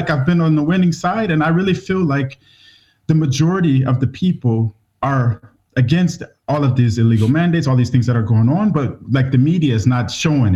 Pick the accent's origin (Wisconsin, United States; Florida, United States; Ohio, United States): Ohio, United States; Cleveland; moved away as an adult; also born or lived in Malaysia / Borneo; now in Svalbard, Norway; I grew up in Cleveland, Ohio, in the USA